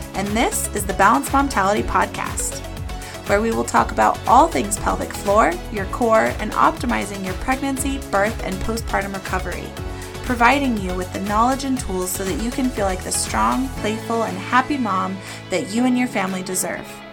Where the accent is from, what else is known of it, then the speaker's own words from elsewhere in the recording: Los Alamos, New Mexico, United States; I'm from that hometown, Los Alamos, New Mexico